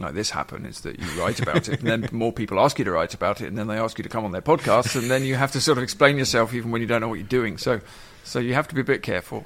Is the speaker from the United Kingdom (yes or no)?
yes; England, United Kingdom; moved away as an adult; now in Ireland; When I grew up in England in the 80s